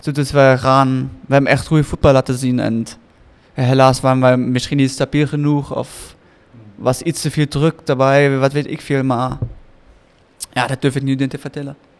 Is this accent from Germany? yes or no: yes; Germany; moved away; Ik ben Duitser